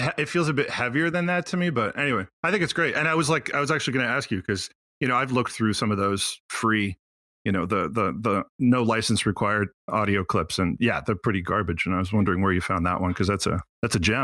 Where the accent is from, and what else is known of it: Quebec, Canada; also born or lived in Montreal